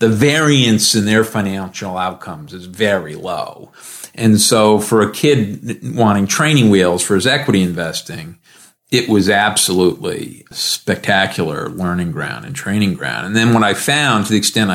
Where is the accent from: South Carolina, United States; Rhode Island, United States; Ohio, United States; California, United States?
Rhode Island, United States; moved away; I grew up in Rhode Island, a small town kid